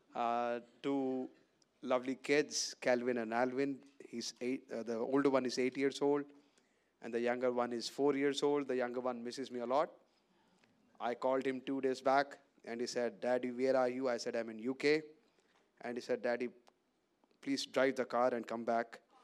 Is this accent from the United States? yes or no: no; Punjab, India; I live in Amritsar from Punjab. I come from Punjab